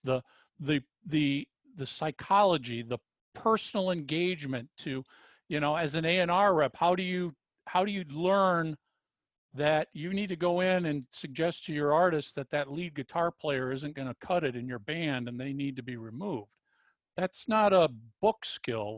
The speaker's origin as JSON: {"language": "English", "region": "Minnesota", "country": "United States", "tie": "born or raised there", "said": "I was brought up in Minnesota"}